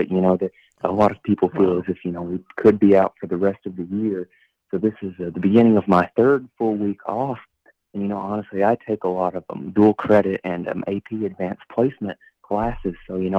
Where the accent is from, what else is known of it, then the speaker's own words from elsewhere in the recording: Somerset, Kentucky, United States; So I've been born and raised in Somerset, Kentucky, which is about 2.5 hours away from Nashville.